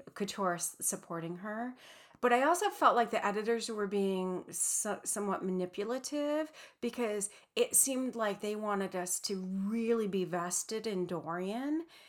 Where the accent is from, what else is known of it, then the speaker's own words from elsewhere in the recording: Midwest, United States; now in Pacific Northwest, United States; proudly from the Midwest, um, but also proudly living in the Pacific Northwest for many, many years